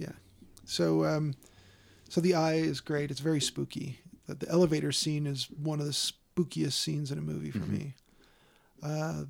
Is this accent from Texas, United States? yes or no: no; Chicago, Illinois, United States; It's set not far from where I grew up in Chicago.